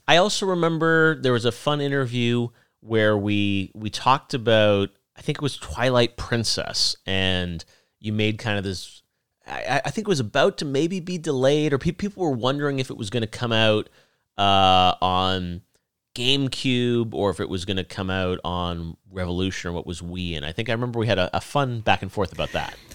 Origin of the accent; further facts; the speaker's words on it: Toronto, Ontario, Canada; moved away as an adult; also born or lived in Los Angeles; I moved from Toronto down to Los Angeles for college